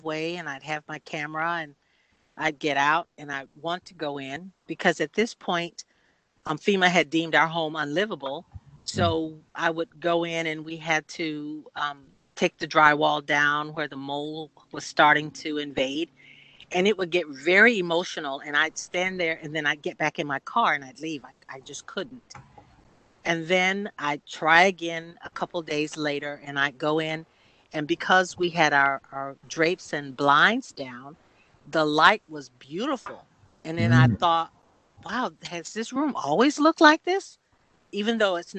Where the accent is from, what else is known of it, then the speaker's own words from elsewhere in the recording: Sanford, Florida, United States; I'm from a large family, and we are from Sanford, Florida, as well